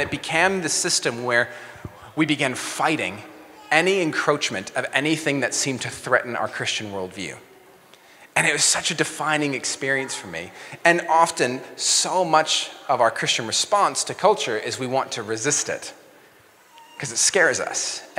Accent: Mexico City, Mexico; now in New Zealand; So I grew up as a missionary kid. My parents were missionaries, so I grew up in Mexico City.

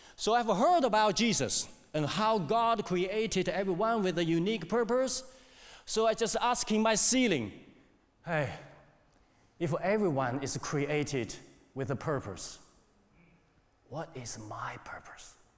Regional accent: China; English is a second language; moved away as an adult; also born or lived in Hamilton, New Zealand; now in New Zealand; I came to New Zealand in 2002, 21 years ago. I'm from China

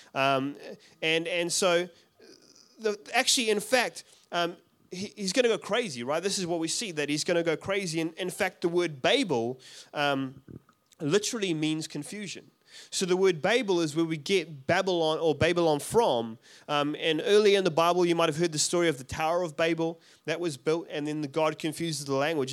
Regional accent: South Africa; moved away; I'm from South Africa originally. I don't have an accent.

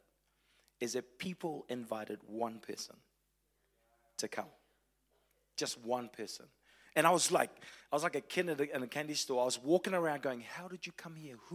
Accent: Fiji; also born or lived in Tauranga, New Zealand / Wellington, New Zealand; now in Christchurch, New Zealand; I was born in Fiji, lived in Tauranga, a little bit in Wellington, Christchurch for the last 12 years

